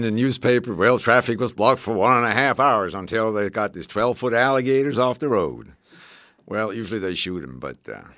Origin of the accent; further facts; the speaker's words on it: Switzerland; moved away as an adult; now in United States; growing up in Switzerland in the 50s.